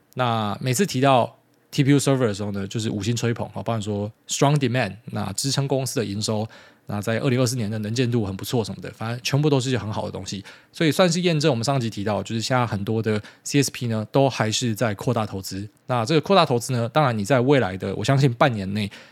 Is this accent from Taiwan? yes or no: yes; Taiwan; 身为台湾人